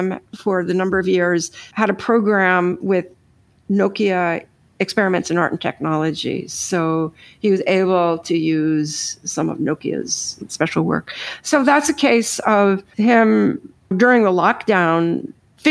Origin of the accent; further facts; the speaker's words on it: New York, United States; I'm from New York